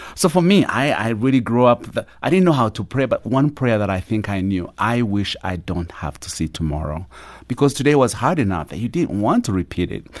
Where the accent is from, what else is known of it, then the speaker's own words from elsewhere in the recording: Uganda; moved away; I grew up in a small little village at the border of Uganda and Rwanda